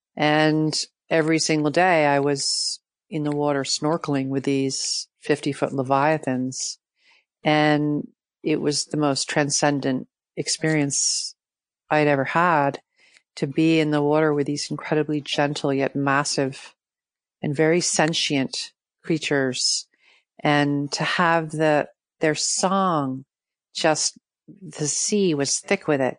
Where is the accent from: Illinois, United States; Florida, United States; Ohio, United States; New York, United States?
New York, United States; New York City; I grew up in Manhattan.